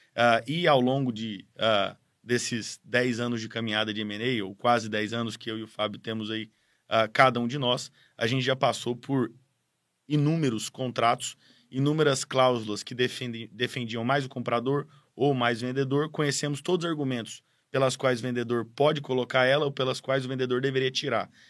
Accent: Goiás, Brazil; now in São Paulo, Brazil; eu não sou paulista ou paulistano, eu sou goiano de criação, vim de Goiás muito cedo para estudar em São Paulo

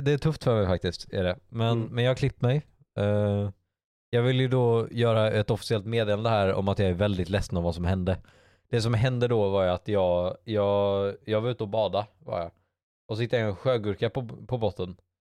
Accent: Bohuslän, Västra Götaland, Sweden; vi är bohuslänningar

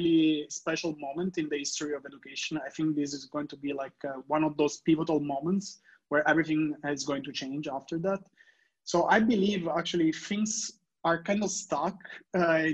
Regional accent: Italy; English is a second language; When I was in high school in Italy, many of my classmates, like, we're studying English

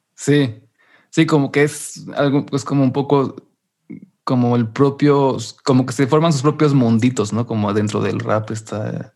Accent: Mexico; yo aquí como mexicano

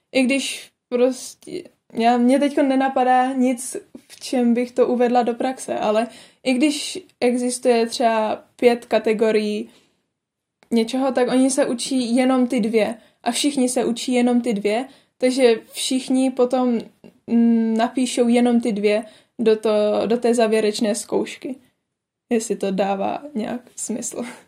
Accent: Czechia; moved away as an adult; now in Ireland; z České republiky

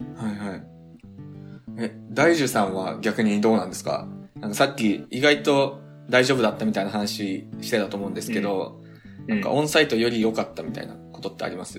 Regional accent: Tokyo, Japan; moved away as an adult; now in United States; 高校までは東京、住み、東京生まれ、東京暮らしだったんですけど。

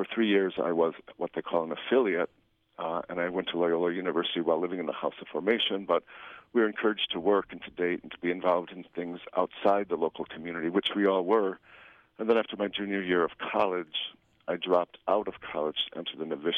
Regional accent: northwest suburbs of Chicago, Illinois, United States; I was born in Chicago at Resurrection Hospital, but raised in the northwest suburbs and attended St. Viator High School

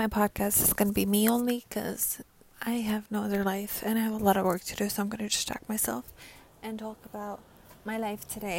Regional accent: New York, United States; I'm from New York.

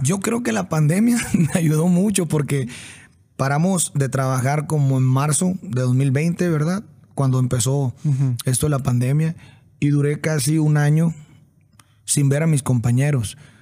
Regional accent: Sinaloa, Mexico; moved away; pues es mi raíz, soy de Sinaloa y a unas cuadras de la casa

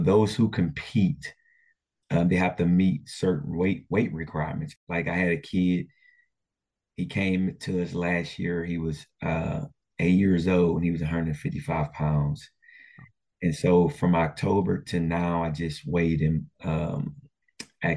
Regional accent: Port Arthur, Texas, United States; growing up in Port Arthur, we had three high schools

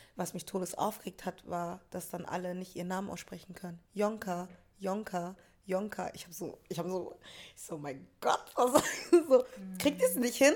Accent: Hamburg, Germany; aus Hamburg war schon so, wir sind die Hamburger

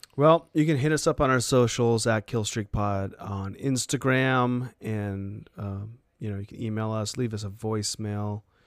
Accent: Maine, United States; moved away; my home state, state of Maine

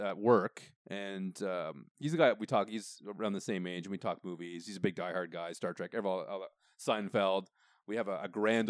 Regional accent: Canada; we're Canadian

